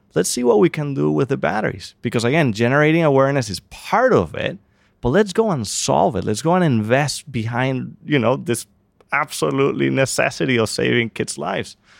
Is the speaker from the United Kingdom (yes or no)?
no; Venezuela; moved away; I'm from Venezuela